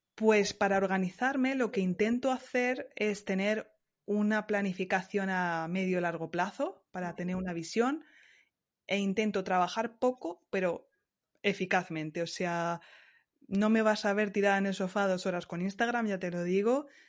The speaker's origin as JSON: {"language": "Spanish", "town": "Ciudad Real", "region": "Castilla-La Mancha", "country": "Spain", "also_born_or_lived": "Montpellier, France", "moved": "as an adult", "lives_now": "Strasbourg, France", "said": "Ciudad Real, que yo soy manchega"}